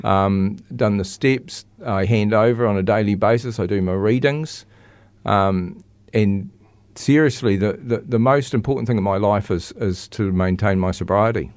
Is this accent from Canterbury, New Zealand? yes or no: yes; Christchurch, Canterbury, New Zealand; also born or lived in Cust, North Canterbury; I grew up in Linwood and Christchurch